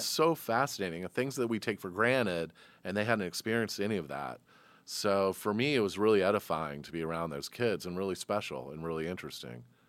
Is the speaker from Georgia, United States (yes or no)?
yes; Atlanta, Georgia, United States; here's a kid from Atlanta